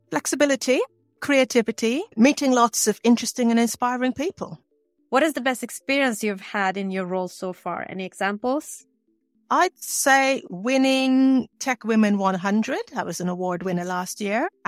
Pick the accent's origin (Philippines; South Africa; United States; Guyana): Guyana; also born or lived in Bahamas / England; In three countries Guyana, the Bahamas, and England.